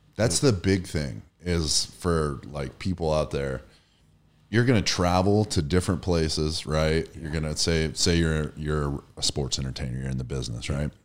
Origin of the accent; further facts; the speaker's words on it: Erie, Pennsylvania, United States; I'm from Erie, Pennsylvania